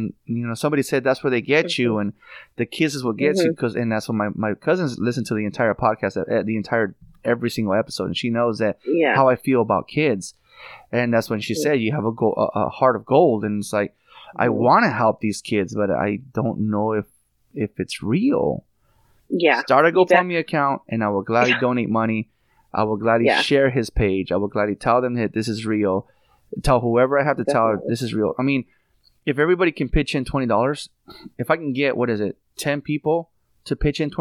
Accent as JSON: {"language": "English", "region": "California", "country": "United States", "said": "I'm from California"}